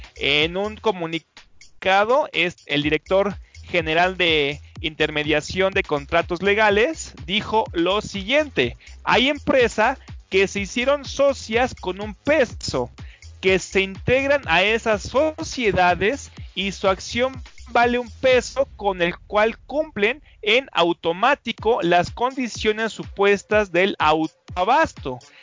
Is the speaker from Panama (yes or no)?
no; Mexico